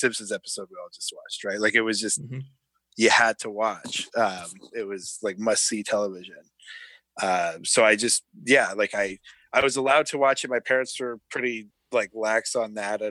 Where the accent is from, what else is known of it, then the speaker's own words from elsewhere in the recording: Calgary, Alberta, Canada; now in Toronto, Canada; I'm from Calgary originally, but I live in Toronto now.